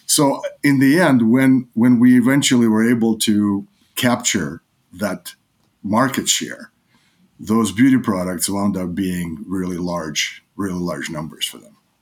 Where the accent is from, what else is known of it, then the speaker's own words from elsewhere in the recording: New York, United States; also born or lived in Odessa, Ukraine; I grew up in New York in, uh, nineteen eighties.